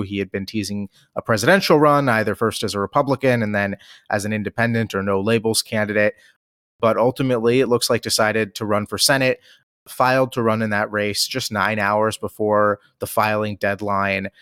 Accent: Maryland's 8th congressional district, United States; beautiful Maryland's 8th congressional district, just outside of Washington, D.C., and my hometown

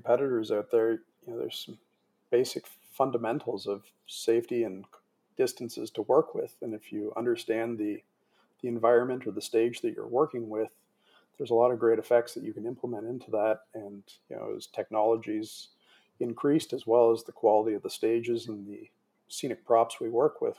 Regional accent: Toronto, Ontario, Canada; growing up in Toronto

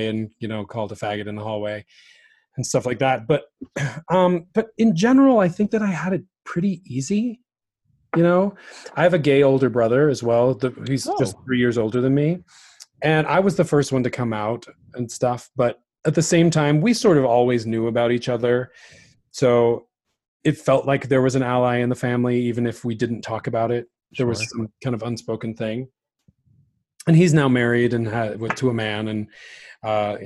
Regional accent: Utah, United States; I'm from Utah. I grew up in Utah, and I grew up in like the most conservative part of Utah

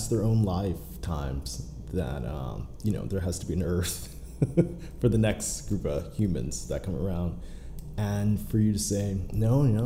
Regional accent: Pittsburgh, Pennsylvania, United States; I'm actually from Pittsburgh

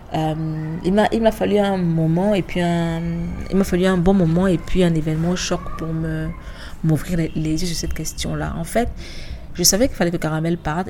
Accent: Douala, Littoral, Cameroon; moved away as an adult; also born or lived in Yaoundé, Cameroon / Dakar, Senegal; je suis née, j'ai grandi à Douala

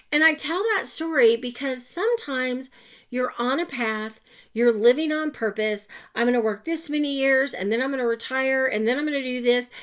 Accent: Oklahoma, United States; I'm from Oklahoma. I've lived other places. I always come back. I just want to live here

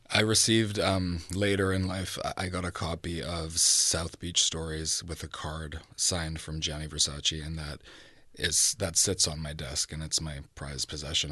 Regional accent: Vancouver, British Columbia, Canada; also born or lived in Toronto; I was born in Toronto, but I grew up in Vancouver, so I do identify as a West Coaster

